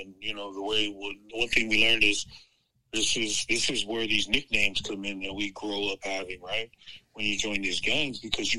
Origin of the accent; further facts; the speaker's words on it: Laie, Hawaii, United States; moved away; growing up in Hawaii, you're in a real close-knit community of nothing but Polys and Mormons.